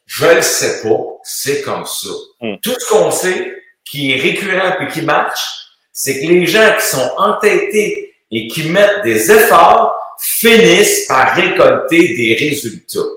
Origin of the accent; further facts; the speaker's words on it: Montreal, Quebec, Canada; also born or lived in Sainte-Clotilde, Quebec; suis tombé tout de suite à ville saint pierre Ville-la-Salle. On a tourné à l'entour de ça pendant un petit bout. Mais je suis né à Sainte-Clotilde.